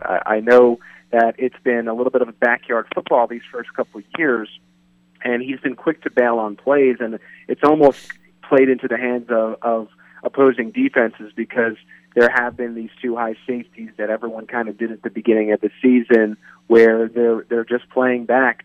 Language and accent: English; East Coast, United States; moved away as an adult; now in Kansas City, United States; I'm actually from the East Coast, and I came to Kansas City